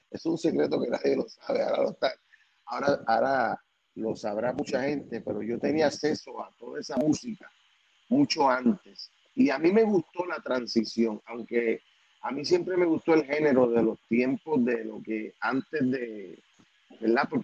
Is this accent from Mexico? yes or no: no; Puerto Rico; al ser de Puerto Rico